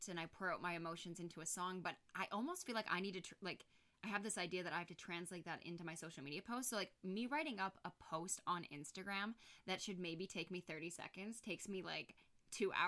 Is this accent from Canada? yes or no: yes; Canada; I'm from Canada. Yes, That's what we call it in Canada.